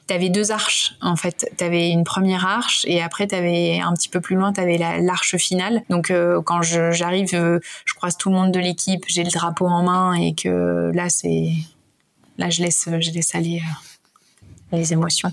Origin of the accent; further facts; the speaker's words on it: Lille, Hauts-de-France, France; moved away as an adult; now in Lyon, France; Je suis lilloise d'origine